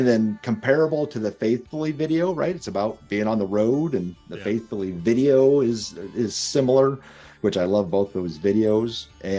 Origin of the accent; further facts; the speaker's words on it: Ontario, Canada; the born and raised in South Detroit, also known as Canada. Or the Detroit River, because there's no South Detroit.